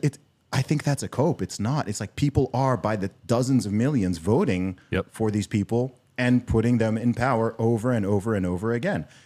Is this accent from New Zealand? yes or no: no; United Kingdom; also born or lived in Nigeria; now in United States; the British outsider who looks at the USA